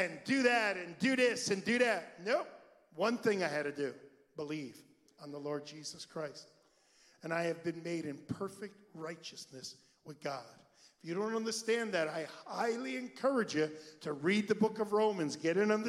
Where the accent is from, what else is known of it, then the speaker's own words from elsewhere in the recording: United States; I am an American citizen and I abide by the laws of our land